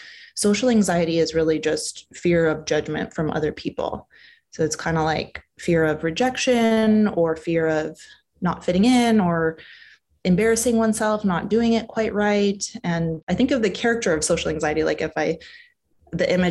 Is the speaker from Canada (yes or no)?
yes; Canada; moved away as an adult; now in California, United States; I'm Canadian. So I've been here in California for about 5 years